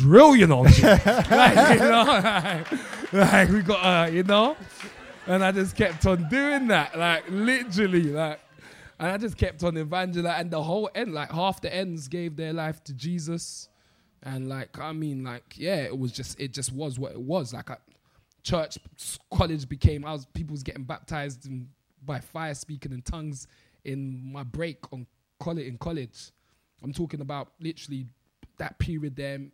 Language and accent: English; London, United Kingdom